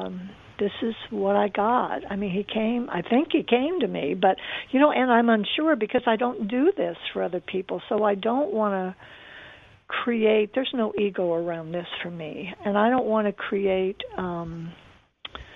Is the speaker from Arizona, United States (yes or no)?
yes; Arizona, United States; I'm from Arizona